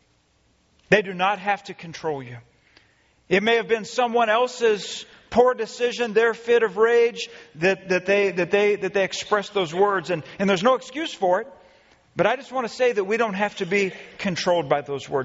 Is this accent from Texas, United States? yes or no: yes; Friendswood, Texas, United States; I grew up in Friendswood, Texas